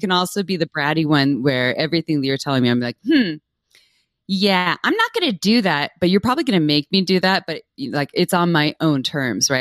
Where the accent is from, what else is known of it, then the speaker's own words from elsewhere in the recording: Santa Cruz, California, United States; I was raised in Santa Cruz, California